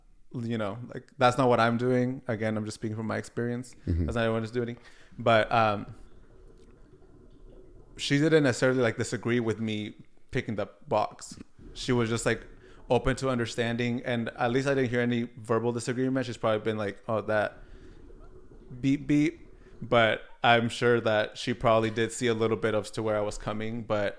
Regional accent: Oaxaca, Mexico; now in United States; I, as I mentioned earlier, I am indigenous from Oaxaca, Mexico. My people are Mixteco, and that's also my family's native tongue.

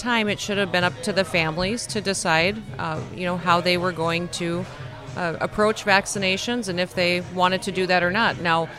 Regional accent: South Dakota, United States; in my home state of South Dakota.

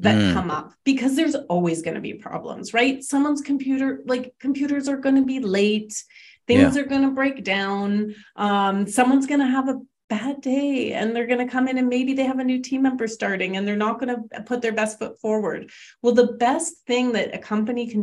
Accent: Canada; we're Canadian

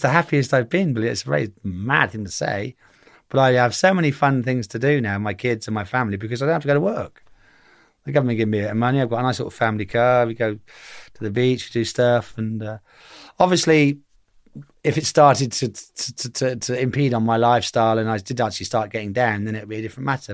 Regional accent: Reigate, South East England, United Kingdom; I'm from Reigate

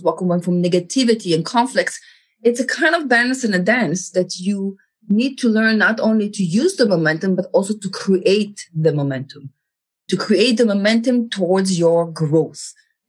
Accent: Israel; moved away; I was born in Israel. I grew up in Israel.

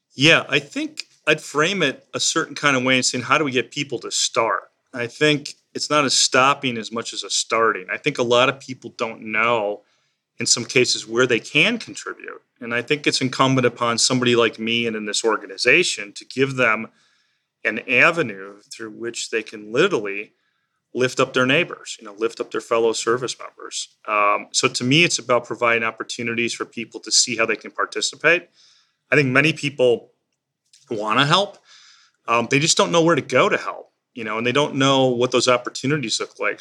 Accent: Illinois, United States; the family I grew up in in Illinois

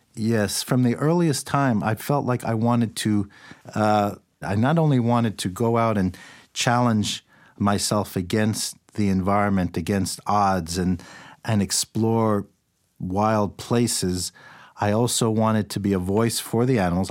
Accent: New York City, New York, United States; I grew up in New York City.

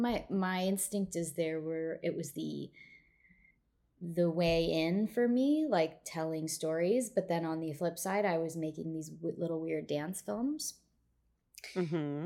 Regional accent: Midwest, United States; growing up in the Midwest

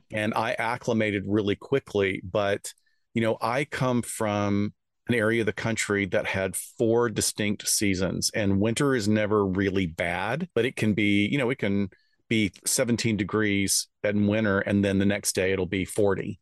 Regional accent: the South, United States; I'm from the South

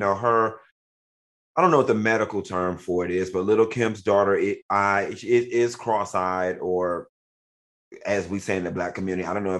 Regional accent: Miami, Florida, United States; Yeah, I know I'm from Miami, right?

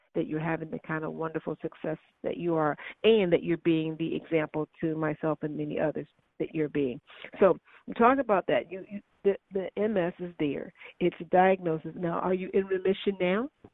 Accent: Chicago, Illinois, United States; I'm from Chicago

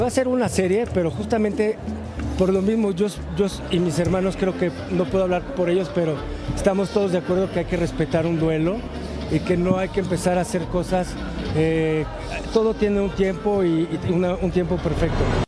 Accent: Patagonia, Argentina; moved away as an adult; now in Mexico; Yo soy argentina, pero también soy mexicana. Yo me hice mexicana hace muchos años. Iba a cumplir 48 años con mi esposo y yo fui la culpable de venirnos de la Patagonia a México y quedarnos a vivir en México

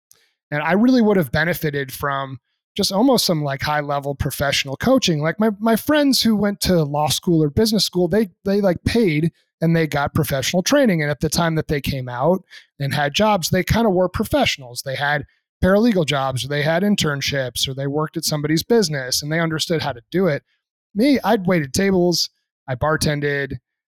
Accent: New England, United States; I'm a country kid myself. Yeah, granted, I'm from New England, but there's plenty of country out there too. I was from the middle of nowhere and very blue collar.

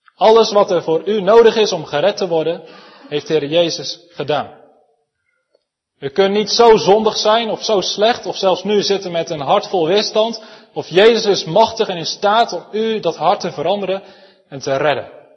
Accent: Elspeet, Gelderland, Netherlands; Zelf kom ik uit Elspet, waar we een prachtige schaapskooi

